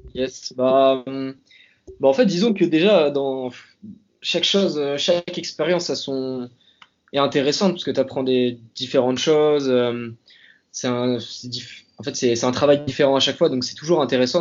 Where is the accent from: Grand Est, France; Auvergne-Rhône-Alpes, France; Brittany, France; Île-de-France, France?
Brittany, France; Hennebont; now in Paris, France; je suis originaire de Bretagne, donc euh, plus précisément une petite ville qui s'appelle Enbon, dans, donc dans le Morbihan, et je suis actuellement basé à Paris.